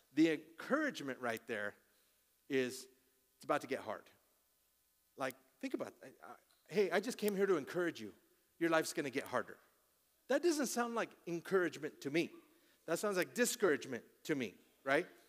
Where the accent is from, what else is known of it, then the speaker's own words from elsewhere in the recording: Colorado, United States; I'm born and raised in Colorado